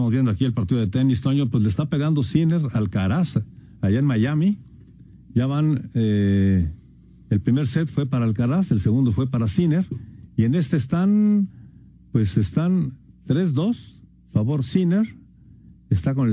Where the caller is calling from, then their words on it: Mexico City, Mexico; de la Anzures en la Ciudad de México